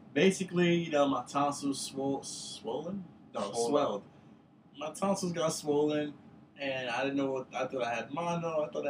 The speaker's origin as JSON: {"language": "English", "town": "New York City", "region": "New York", "country": "United States", "tie": "born or raised there", "said": "she told me I was born in Bellevue. Well, she told me Bellevue's one of the best hospitals. I knew I was born there."}